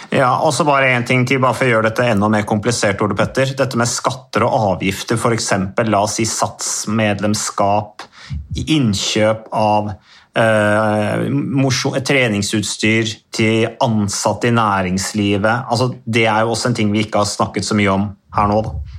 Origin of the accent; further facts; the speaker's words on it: Modum, Buskerud, Norway; da var det jo kjempekamp i kommunestyret hjemme i Modum